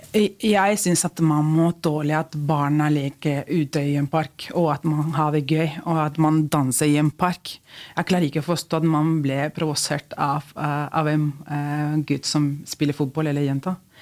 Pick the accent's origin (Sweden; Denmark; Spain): Spain; Norwegian is a second language; now in Norway; vi spanjoler